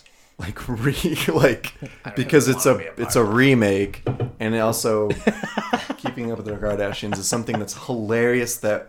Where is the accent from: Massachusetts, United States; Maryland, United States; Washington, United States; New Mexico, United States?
New Mexico, United States; Albuquerque; we're from Albuquerque